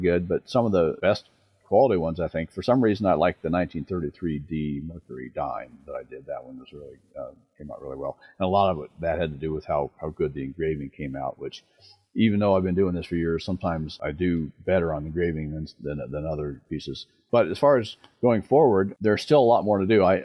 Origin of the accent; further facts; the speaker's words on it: Denver, Colorado, United States; I grew up in Denver